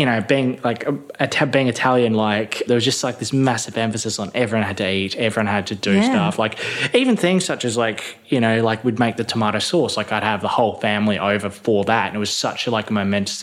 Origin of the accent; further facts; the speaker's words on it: Midland, Western Australia, Australia; I grew up in Midland. I grew up on a chicken farm in Midland.